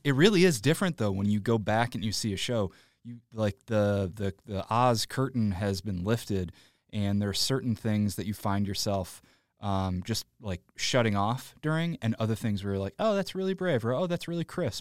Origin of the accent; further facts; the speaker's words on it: Joliet, Illinois, United States; I grew up in Joliet, which is past the suburbs, about ninety minutes southwest